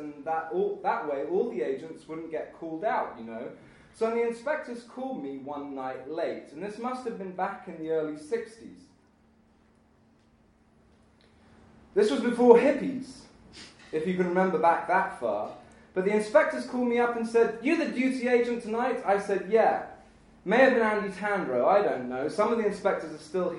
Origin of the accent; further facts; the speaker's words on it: United Kingdom; moved away; I am British, so I do know what it's like to grow up in the dark